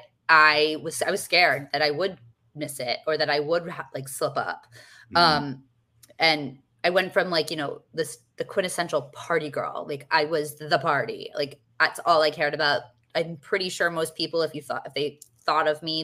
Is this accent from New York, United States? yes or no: yes; New York City, New York, United States; I'm from New York City